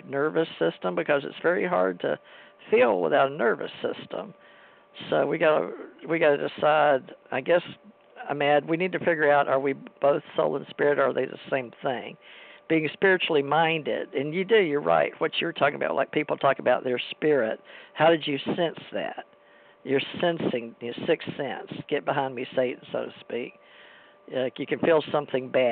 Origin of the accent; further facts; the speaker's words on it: United States; I was raised in America and I was raised Christian